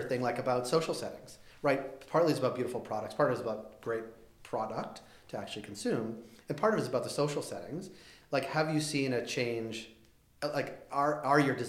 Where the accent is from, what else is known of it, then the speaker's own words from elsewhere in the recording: Boston, Massachusetts, United States; I'm from Boston.